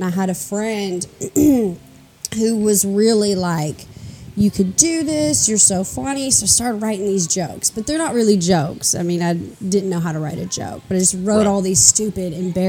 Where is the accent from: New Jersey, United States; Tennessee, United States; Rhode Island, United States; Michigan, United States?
Tennessee, United States; Nashville; also born or lived in Chicago / Murfreesboro; I'm a comic in Nashville. I'm born and raised in Nashville in Hermitage.